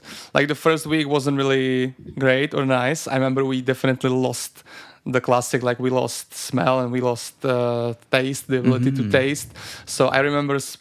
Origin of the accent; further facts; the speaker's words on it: Vsetín, Zlín Region, Czechia; now in Prague, Czech Republic; I'm from Vsetín, a small city in the eastern part of Czech Republic. And yeah, I've been living in Prague for